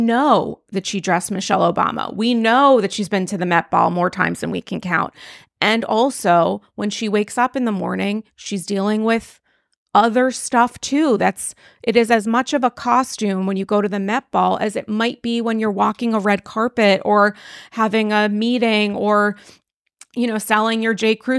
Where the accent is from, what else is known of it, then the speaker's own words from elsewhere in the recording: New York, United States; And I also connect with, like, a lot of her personality as a New Yorker and as a New York Jew.